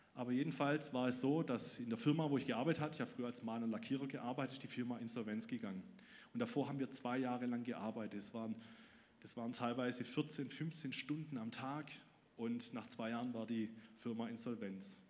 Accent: Ludwigsburg, Baden-Württemberg, Germany; Ich wurde im Winter 1999 in Ludwigsburg geboren

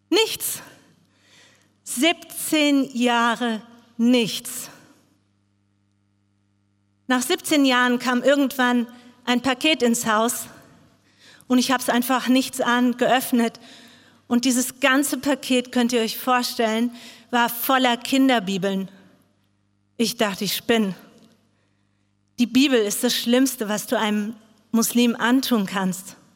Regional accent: Bangladesh; now in Germany; Ich komme aus Bangladesch. Dort bin ich aufgewachsen. Ich wurde in eine riesengroße Familie geboren.

